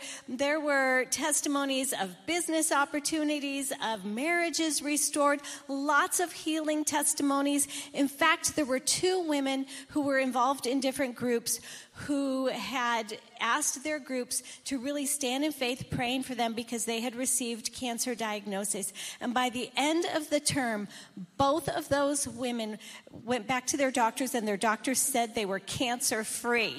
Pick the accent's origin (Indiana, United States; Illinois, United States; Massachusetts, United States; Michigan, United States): Michigan, United States; I grew up in Michigan, and I grew up with white Christmases